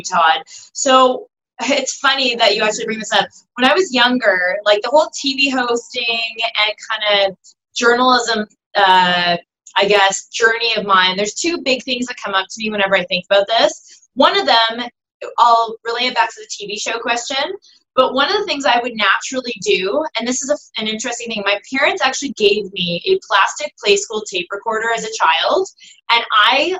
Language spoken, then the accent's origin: English; Toronto, Ontario, Canada; moved away as an adult; also born or lived in Vancouver; I'm originally from Toronto